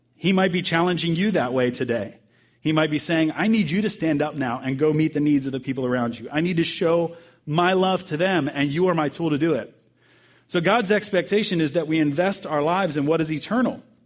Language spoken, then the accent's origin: English; Bowie, Maryland, United States; moved away; my pastor back home uh, in Maryland is where I grew up in Bowie, Maryland